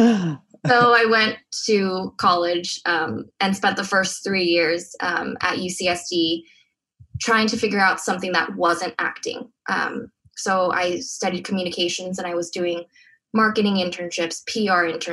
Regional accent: Diamond Bar, California, United States; In a suburb called Diamond Bar. We're close to Disneyland, 30 minutes

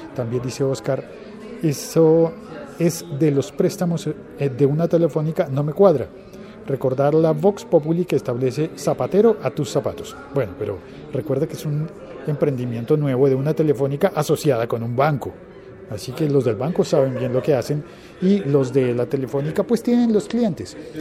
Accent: Colombia; En mi país, en Colombia

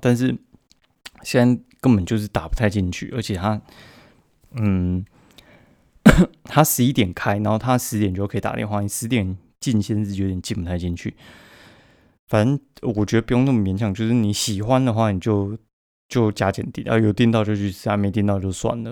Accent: Kaohsiung, Taiwan; 我高雄人

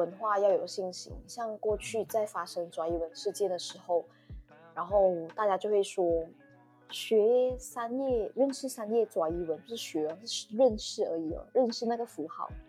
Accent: Malaysia; 也不会抹杀我们身为华人或马来西亚人的特质。

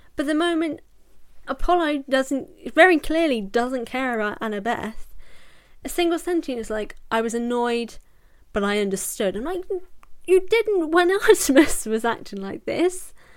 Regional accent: United Kingdom; I'm British.

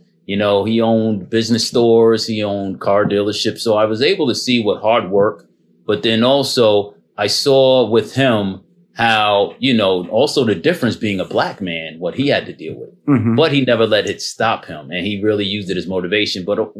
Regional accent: Jersey City, New Jersey, United States; Born and raised in Jersey City, you know, came from very humble beginnings in the projects, my father.

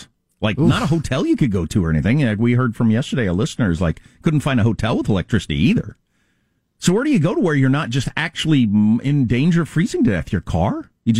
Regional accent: California, United States; as a Californian

